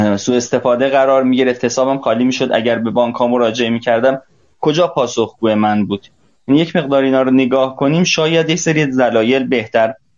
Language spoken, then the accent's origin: Persian; Iran; من به عنوان یک ایرانی